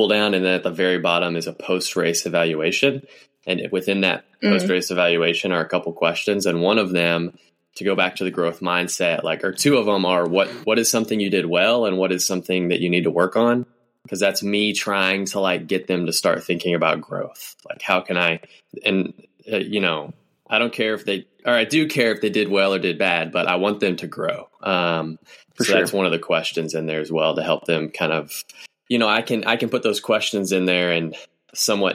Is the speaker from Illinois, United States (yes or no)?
no; Kentucky, United States; I grew up in Kentucky